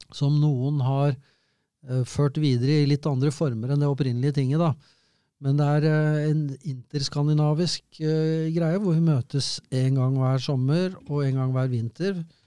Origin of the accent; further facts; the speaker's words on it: Norway; Jeg er norsk.